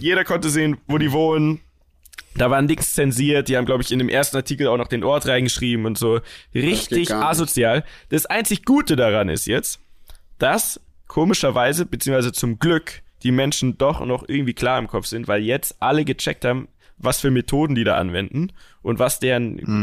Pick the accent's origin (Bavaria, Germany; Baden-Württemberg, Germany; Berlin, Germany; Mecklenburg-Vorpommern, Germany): Bavaria, Germany; ich komme ja aus Bayern. Also wir kommen ja alle aus Bayern